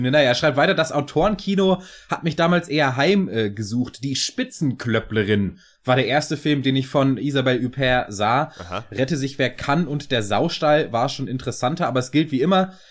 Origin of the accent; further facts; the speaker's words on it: Kiel, Schleswig-Holstein, Germany; also born or lived in Hannover / Munich; now in Ingolstadt, Germany; Keine Ahnung, ich bin Kieler.